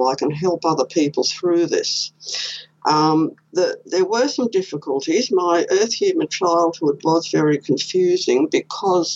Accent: Queensland, Australia; I was born here in Queensland.

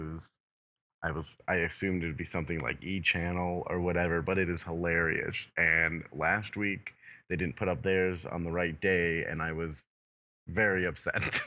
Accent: Canada; I'm Canadian

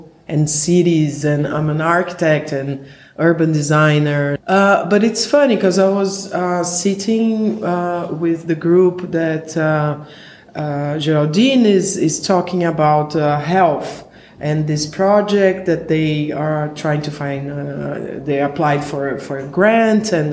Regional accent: Brazil; I'm an architect from Brazil

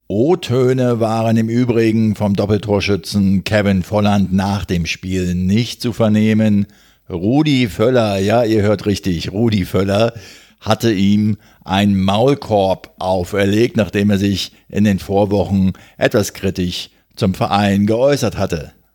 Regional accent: Berlin, Germany; als Berliner

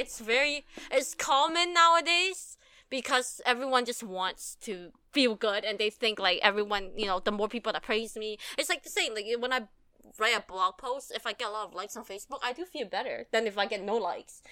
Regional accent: Canada; we grew up in Canada

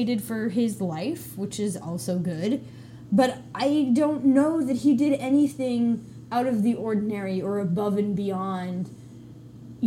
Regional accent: United States; as American

